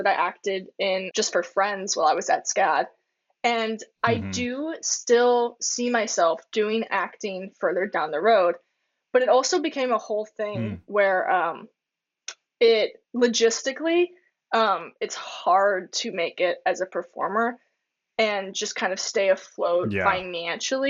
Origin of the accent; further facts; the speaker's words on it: Florida, United States; when I was growing up in Florida, I was a theater kid big time.